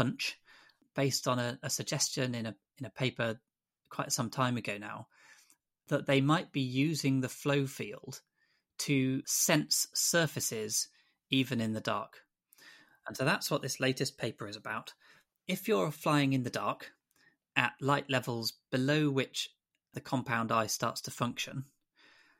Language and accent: English; Grantham, East Midlands, United Kingdom; moved away as an adult; also born or lived in Exeter; When I was young, I grew up in Grantham in Lincolnshire